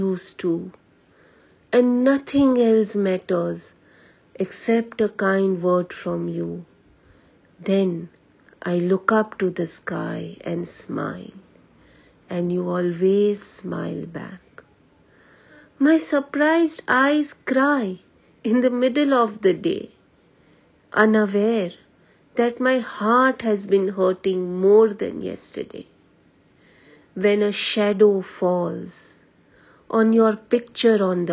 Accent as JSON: {"language": "English", "town": "Mumbai", "region": "Maharashtra", "country": "India", "said": "I am from Mumbai"}